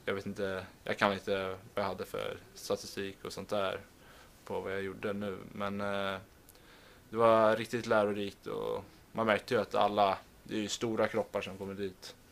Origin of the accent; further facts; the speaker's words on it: Stockholm, Stockholm County, Sweden; moved away; vi har där hemma i Stockholm